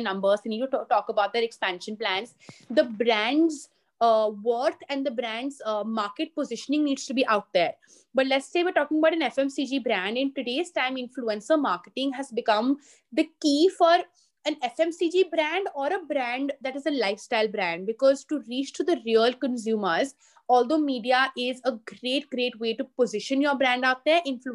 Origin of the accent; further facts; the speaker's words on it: Delhi, India; also born or lived in Singapore / London; born and brought up in Delhi